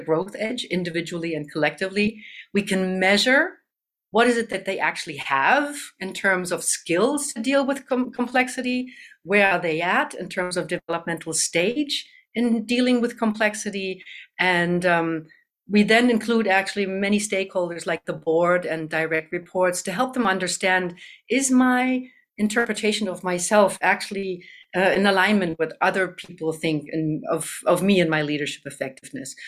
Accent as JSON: {"language": "English", "country": "Germany", "tie": "born or raised there", "also_born_or_lived": "Canada", "moved": "as an adult", "lives_now": "Madison, United States", "said": "I was born in Canada and raised in Germany"}